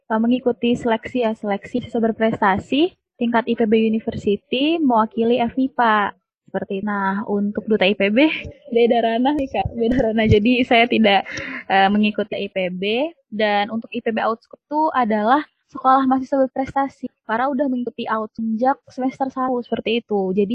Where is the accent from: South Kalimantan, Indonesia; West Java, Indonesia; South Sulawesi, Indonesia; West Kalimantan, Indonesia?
West Kalimantan, Indonesia; Nah, aku asalnya dari, dari Kalimantan Barat